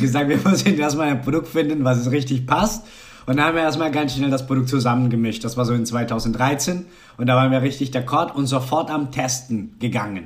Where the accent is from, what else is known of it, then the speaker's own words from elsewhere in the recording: Colombia; German is a second language; moved away; also born or lived in Cologne, Germany; ich war Kolumbianer, ich konnte noch nicht so richtig so gut Deutsch sprechen können